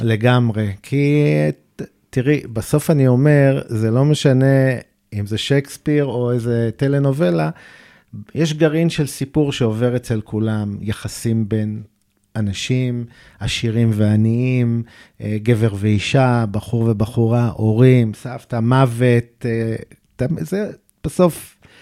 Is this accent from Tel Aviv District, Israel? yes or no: yes; Tel Aviv, Tel Aviv District, Israel; אני גדלתי בדרום תל אביב, בקריית שלום